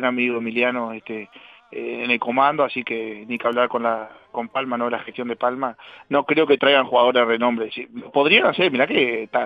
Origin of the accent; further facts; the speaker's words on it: Casablanca, Valparaíso, Chile; a mis amigos este, y a la gente de Casablanca acá en mi pueblo que que bueno, en algún